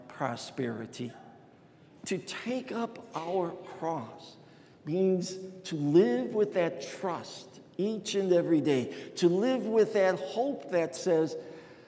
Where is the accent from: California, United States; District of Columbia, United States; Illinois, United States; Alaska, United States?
Illinois, United States; Chicago; growing up in Chicago